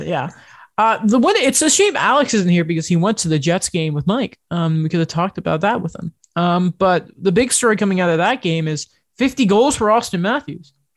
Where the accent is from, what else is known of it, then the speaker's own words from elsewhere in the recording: United Kingdom; I'm British